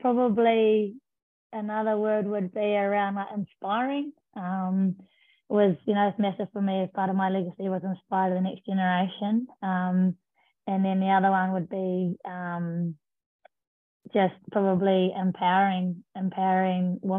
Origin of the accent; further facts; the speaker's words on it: North Island, Taranaki, New Zealand; moved away as an adult; also born or lived in Christchurch, New Zealand; I'm from the North Island, Taranaki, and moved down to Christchurch to study at Lincoln University